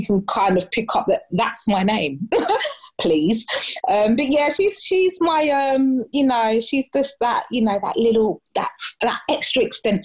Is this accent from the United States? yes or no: no; London, United Kingdom; I am from South East London, Lewisham